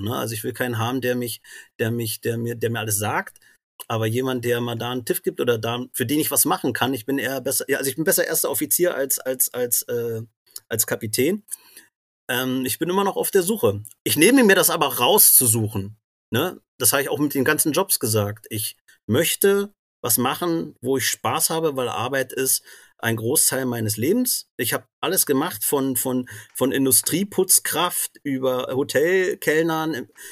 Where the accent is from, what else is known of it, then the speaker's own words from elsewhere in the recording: Brandenburg an der Havel, Brandenburg, Germany; moved away as an adult; also born or lived in Magdeburg / Fehmarn; now in Rostock, Germany; ich komme ja wie gesagt aus Brandenburg an der Havel